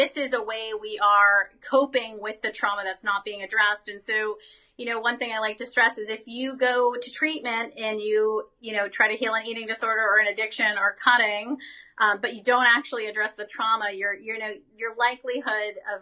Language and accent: English; United States; as an American citizen